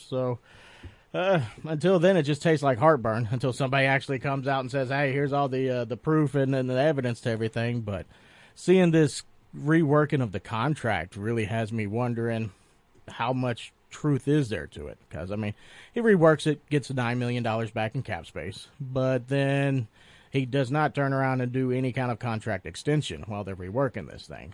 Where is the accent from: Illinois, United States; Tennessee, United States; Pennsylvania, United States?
Tennessee, United States; now in Polk County, Florida, United States; growing up in Tennessee, you know, Jalen Ramsey was a name we heard about